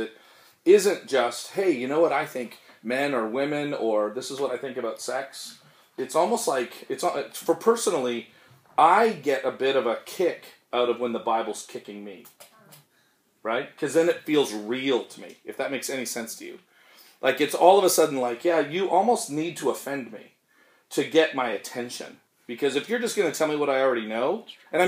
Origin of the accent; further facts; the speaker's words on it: Canada; We're Canadian